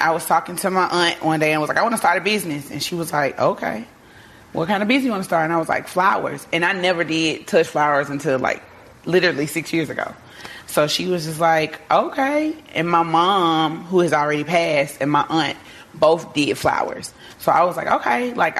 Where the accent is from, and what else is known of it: Memphis, Tennessee, United States; born or raised there; moved away as an adult; now in Atlanta, United States